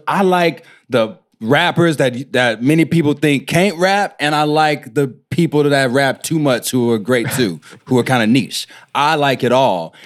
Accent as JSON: {"language": "English", "town": "Houston", "region": "Texas", "country": "United States", "said": "I'm from Houston, from, like, the, the, like, the inner city close to downtown Houston. I'm from Third Ward"}